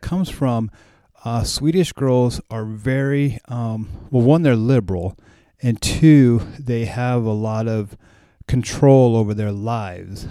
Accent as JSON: {"language": "English", "country": "United States", "said": "I'm American"}